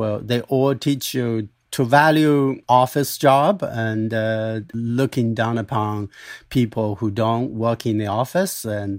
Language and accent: English; Dali, Yunnan, China; I grew up in Dali of Yunnan province, southwest China.